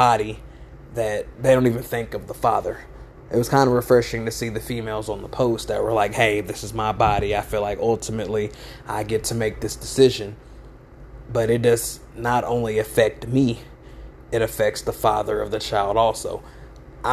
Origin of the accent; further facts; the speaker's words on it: United States; I'm African American